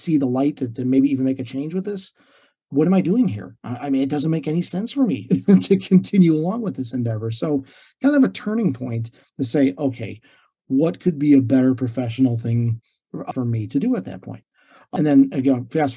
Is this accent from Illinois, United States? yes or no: yes; Illinois, United States; moved away as an adult; now in Treasure Coast, Florida, United States; living in and growing up in Illinois